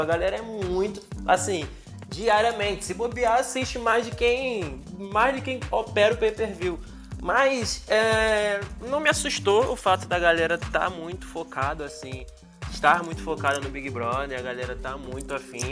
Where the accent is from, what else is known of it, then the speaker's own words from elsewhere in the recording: Rio de Janeiro, Brazil; also born or lived in São João de Meriti / São Paulo; Sou de São João de Meriti, criado em Bangu